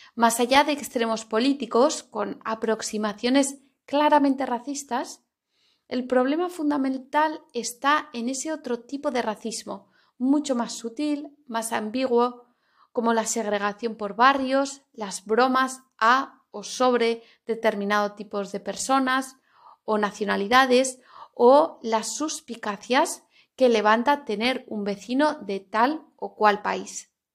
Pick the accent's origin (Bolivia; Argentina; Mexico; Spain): Spain